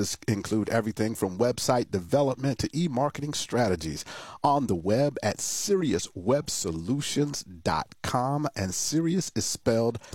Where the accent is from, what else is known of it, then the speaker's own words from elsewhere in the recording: Florida, United States; A native Floridian